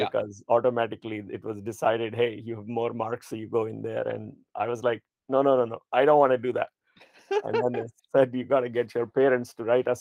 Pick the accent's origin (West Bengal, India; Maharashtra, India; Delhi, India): Delhi, India; moved away as an adult; also born or lived in Louisiana, United States; now in Silicon Valley, United States; I grew up in Delhi, and that's where I went to engineering school, and then came to the U.S. to do my master's